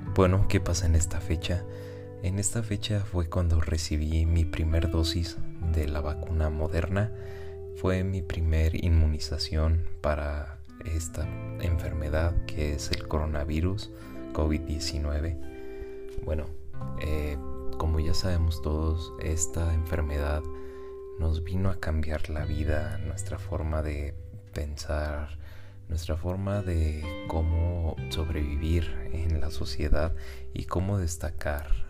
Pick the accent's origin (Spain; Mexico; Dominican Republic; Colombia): Mexico; Guadalajara, Jalisco; yo soy residente de Guadalajara, México